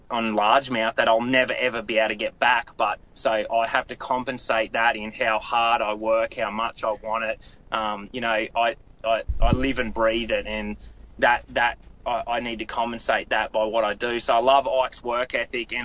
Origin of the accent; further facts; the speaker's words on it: Australia; moved away as an adult; now in United States; managed a tackle store in my hometown